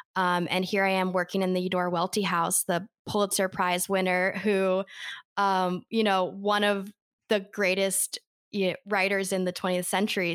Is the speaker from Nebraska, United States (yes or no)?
no; Denver, Colorado, United States; moved away as an adult; also born or lived in Boulder, Colorado; now in Jackson, United States; I am originally from Denver, Colorado